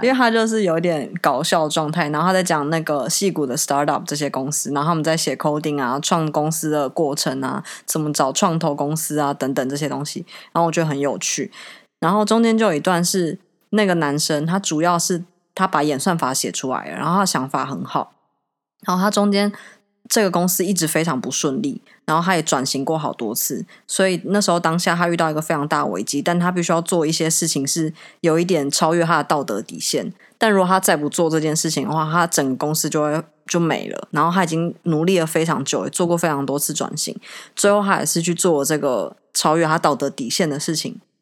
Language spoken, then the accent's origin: Chinese; Taiwan; 我们台湾